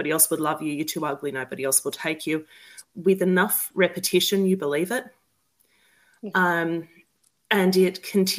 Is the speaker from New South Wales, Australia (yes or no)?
yes; Newcastle, New South Wales, Australia; I grew up in New South Wales in Newcastle, just above Sydney.